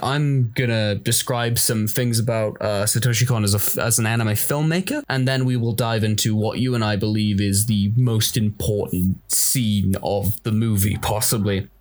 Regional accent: Manchester, North West England, United Kingdom; I'm from Manchester.

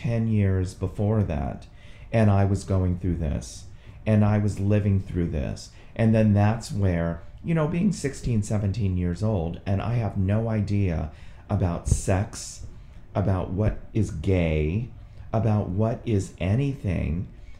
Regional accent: Quantico, Virginia, United States; born there; So I was born in Quantico, Virginia, stayed there for 2 months.

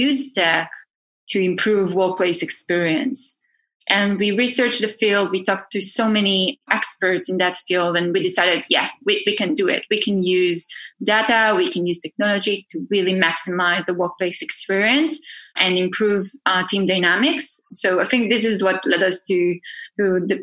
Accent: Israel; moved away as an adult; also born or lived in Tel Aviv; now in California, United States; I'm originally from Israel. I moved to the States 8 months ago. So I'm based in California.

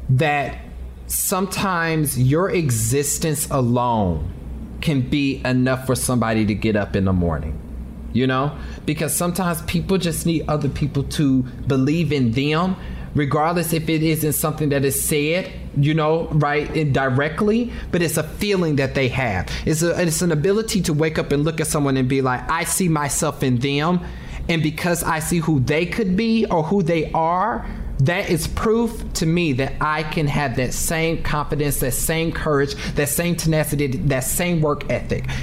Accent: Kansas City, Missouri, United States; I'm from Kansas City.

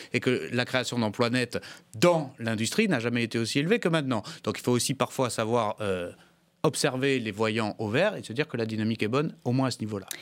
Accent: the South-West, south-west France, France; j'ai grandi dans le Sud-Ouest

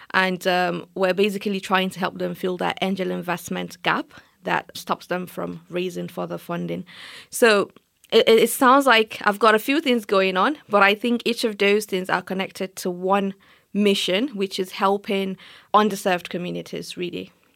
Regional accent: Nigeria; moved away as an adult; now in United Kingdom; as an African, especially as a Nigerian

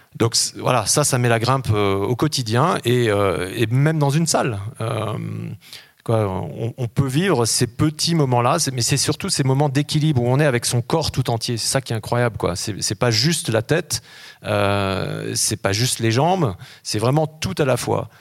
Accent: Grenoble, Auvergne-Rhône-Alpes, France; moved away as an adult; also born or lived in Gap, Hautes-Alpes / Paris / New York; je suis né à Grenoble, hein, et puis ensuite, euh, j'ai passé une partie de mon adolescence euh, dans les Hautes-Alpes, mon lycée à Gap

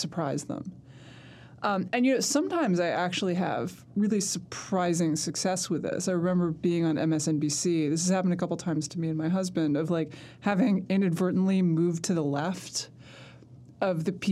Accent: New York City, New York, United States; I grew up in Manhattan

